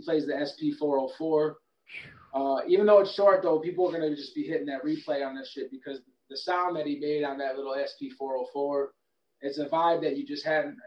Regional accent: Traverse City, Michigan, United States; moved away as an adult; also born or lived in Detroit, Michigan; now in North Carolina, United States; I grew up in northern Michigan

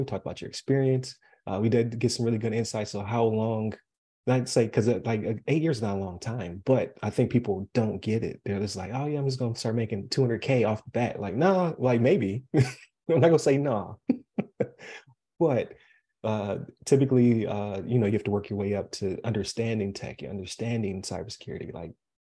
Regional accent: Buffalo, New York, United States; now in Florida, United States; I'm from Buffalo.

